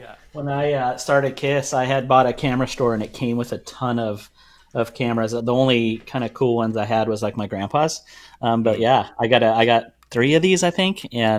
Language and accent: English; Orange County, California, United States; now in Indianapolis, United States; In Orange County, I was born and raised out on the West Coast, moved to Indianapolis when we were moving the warehouse about 10 years ago.